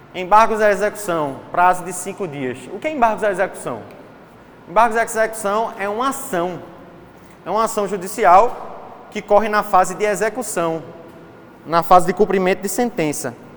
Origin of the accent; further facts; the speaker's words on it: Recife, Pernambuco, Brazil; accent: Recife; de Recife